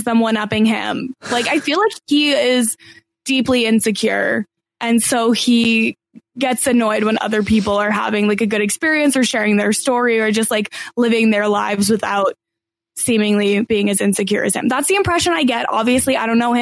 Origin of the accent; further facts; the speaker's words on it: Canada; I'm Canadian